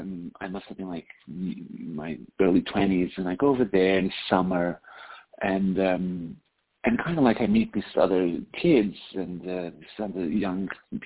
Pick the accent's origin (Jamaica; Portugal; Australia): Portugal; Porto, Norte; moved away as an adult; also born or lived in London; now in Brooklyn, United States; I am Portuguese, born and raised in Porto. I then, in my late teens, when I was 19, I moved to London, where I did my study